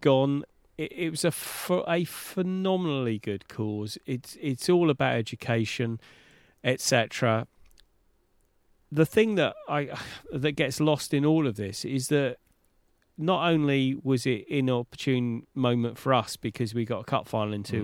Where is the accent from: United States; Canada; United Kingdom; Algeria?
United Kingdom; London; as a Londoner